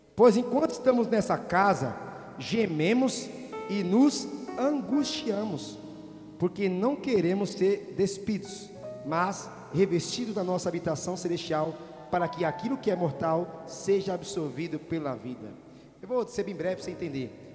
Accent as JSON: {"language": "Portuguese", "region": "Paraíba", "country": "Brazil", "tie": "born or raised there", "moved": "yes", "said": "Eu vim da Paraíba, vim do mato, fui criado no pé de imbu"}